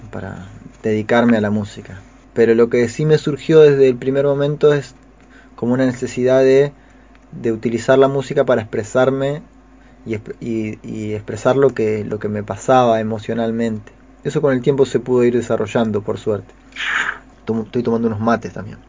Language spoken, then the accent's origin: Spanish; Concordia, Entre Ríos, Argentina; nacido en Concordia, en Entre Ríos, en, en octubre de 1983. Me crié ahí en Concordia, hice la primaria y la secundaria